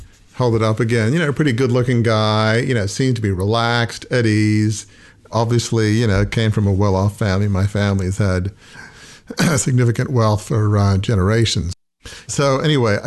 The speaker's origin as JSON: {"language": "English", "town": "Sydney", "region": "New South Wales", "country": "Australia", "tie": "born or raised there", "moved": "yes", "said": "The house where I grew up in Fairwater"}